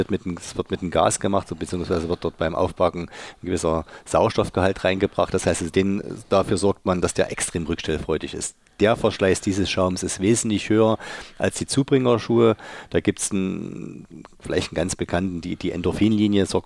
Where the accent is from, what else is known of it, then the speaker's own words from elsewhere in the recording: Leipzig, Saxony, Germany; Wir kommen beide von Dynamo Leipzig und ich komme aus Dölitz und er aus Marienbrunn.